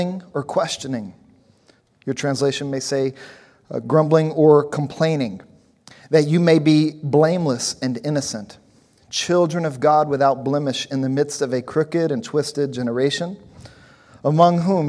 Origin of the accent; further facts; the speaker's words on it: Louisiana, United States; also born or lived in New Orleans; different places I lived growing up in Louisiana. I spent some time in New Orleans and some other places